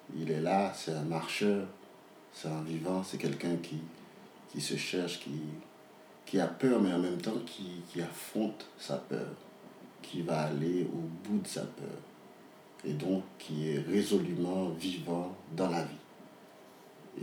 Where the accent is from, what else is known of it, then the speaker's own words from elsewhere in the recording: Port-au-Prince, Ouest, Haiti; je suis né, j'ai grandi à Port-au-Prince